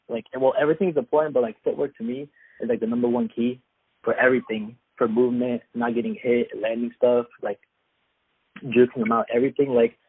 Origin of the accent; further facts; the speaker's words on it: Afghanistan; also born or lived in Ukraine; now in Boise, United States; Yeah, so currently I live in Boise, Idaho. I do MMA, and I'm originally from Afghanistan. That's where I'm from, and I was born in Ukraine.